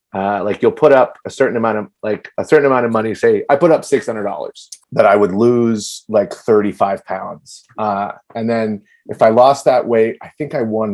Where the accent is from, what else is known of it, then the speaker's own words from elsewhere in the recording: Virginia, United States; now in New York, United States; I grew up in Virginia and I quit college when I was 20 and I moved to New York.